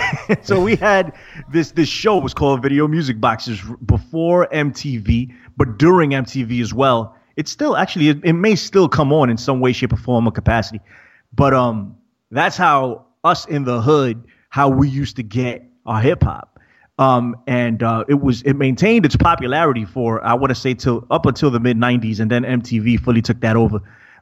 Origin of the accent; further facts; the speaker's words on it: New York, United States; And I'm from New York, so that's my thing.